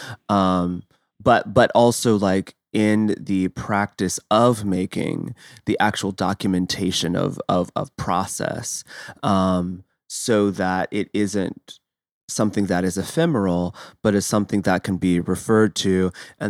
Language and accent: English; Midwest, United States; we're both from the Midwest